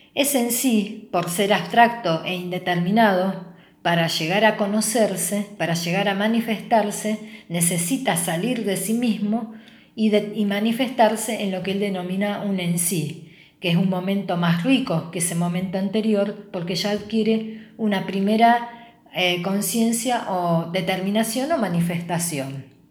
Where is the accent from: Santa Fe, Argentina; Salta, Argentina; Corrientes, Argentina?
Santa Fe, Argentina; Rosario; nos pensamos como latinoamericanos, como argentinos y como rosarinos.